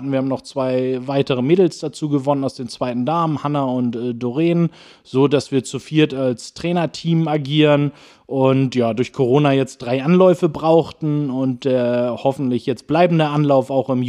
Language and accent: German; Schwarzenberg, Saxony, Germany; letztendlich aufgewachsen bin ich immer in Schwarzenberg. Ich bin, glaube ich, achtmal in meinem Leben umgezogen, aber ich habe es nie rausgeschafft aus den Ortsgrenzen